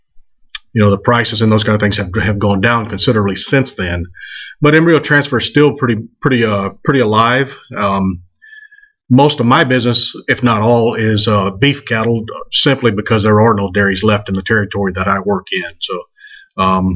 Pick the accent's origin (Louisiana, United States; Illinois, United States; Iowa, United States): Louisiana, United States; the bayous of; moved away as an adult; also born or lived in Kansas; now in Mobile, United States; I grew up in the bayous of Louisiana, was educated there, and made my way to Kansas State University.